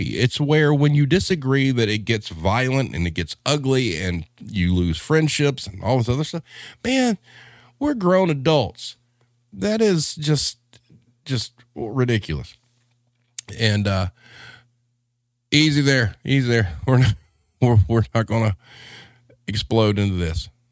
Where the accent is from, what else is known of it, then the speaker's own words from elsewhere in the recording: the South, United States; I'm a Southerner dude